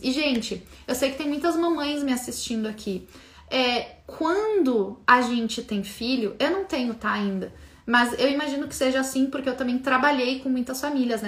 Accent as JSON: {"language": "Portuguese", "country": "Brazil"}